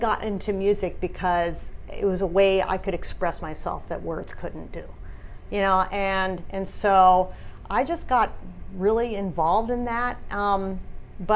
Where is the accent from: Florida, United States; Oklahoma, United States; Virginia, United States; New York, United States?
Virginia, United States; near D.C.; now in California, United States; I grew up in Virginia, near D.C.